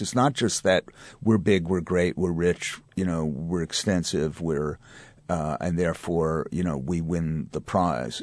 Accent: New York, United States; as a Jew, or as, specifically as a New York Jew

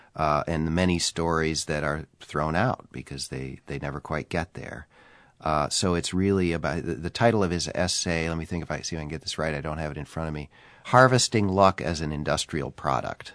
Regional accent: Minnesota, United States; I was three years old, uh, and growing up in Minnesota in nineteen sixty-four

